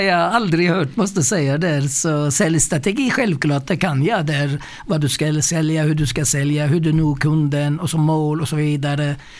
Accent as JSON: {"language": "Swedish", "region": "Mersin", "country": "Turkey", "tie": "born or raised there", "also_born_or_lived": "Stockholm", "moved": "yes", "lives_now": "Värnamo, Sweden", "said": "Jag är född i södra Turkiet, en eh, ort som heter Mersin"}